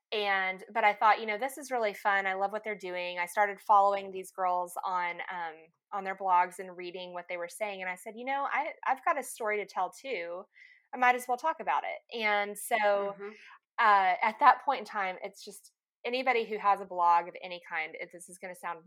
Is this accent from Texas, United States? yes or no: yes; Lubbock, Texas, United States; moved away as an adult; also born or lived in Dallas, Texas / Denver, Colorado; now in Little Rock, United States; I grew up in Lubbock, Texas